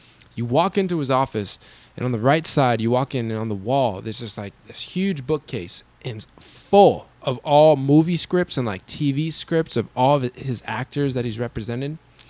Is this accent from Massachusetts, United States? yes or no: yes; Peabody, Massachusetts, United States; now in Los Angeles, United States; well, I normally tell people Boston. But I'm from this small town that's right next to Salem, Massachusetts, where, you know, the Salem witch trials happened. Yeah. And I was like, yeah, I'm from a small town called Peabody.